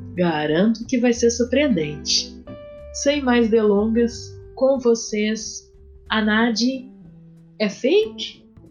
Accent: Porto Alegre, Rio Grande do Sul, Brazil; da minha terra

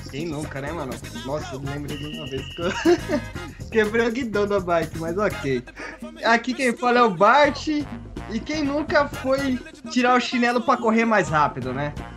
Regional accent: São Paulo, Brazil; also born or lived in Santo André; Nasci em Santo André. Daí, quando era mais novo, acabei indo pra São Mateus

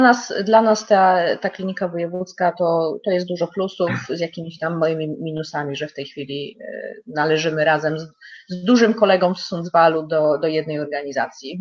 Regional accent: Lower Silesian Voivodeship, Poland; moved away as an adult; now in Kramfors, Sweden; robiłam ją w województwie dolnośląskim w szpitalu, E, i z skąd pochodzę

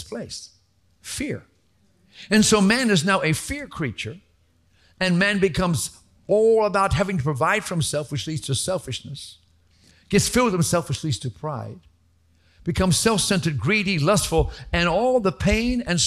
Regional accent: Atlanta, Georgia, United States; also born or lived in Sandy Springs; we were growing up in Atlanta. We used to live in Sandy Springs way back when Atlanta was barely a million people.

